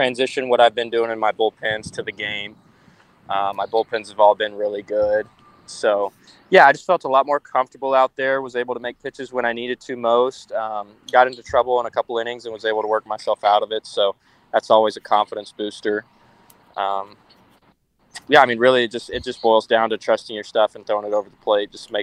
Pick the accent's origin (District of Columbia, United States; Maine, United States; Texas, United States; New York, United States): Texas, United States; Bryan; I was born in Bryan, Texas. Just been a Texas boy my whole life